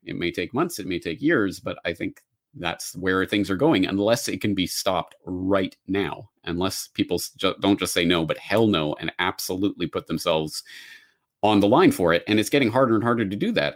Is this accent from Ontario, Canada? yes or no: no; Calgary, Alberta, Canada; moved away as an adult; also born or lived in Dublin / Japan; my hometown of Calgary